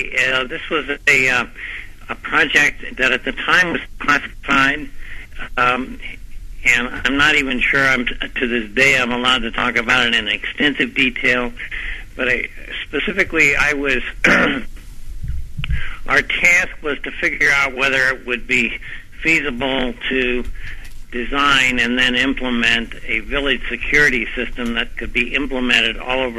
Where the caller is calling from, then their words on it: Santa Barbara, California, United States; I'm talking to you from Santa Barbara, California.